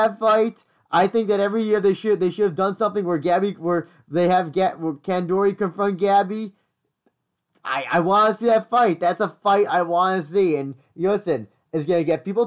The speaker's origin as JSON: {"language": "English", "region": "New York", "country": "United States", "said": "I'm not from New Jersey, Christian. I've never been from New Jersey. New York"}